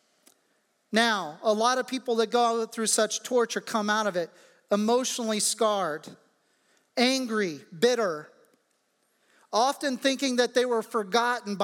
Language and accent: English; Midwest, United States; moved away; the natural response of everybody in my hometown would be to turn on the radio and see where the tornado actually touched down